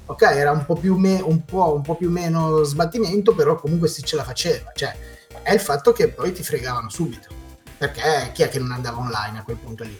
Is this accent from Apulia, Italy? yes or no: no; Genoa, Liguria, Italy; io sono genovese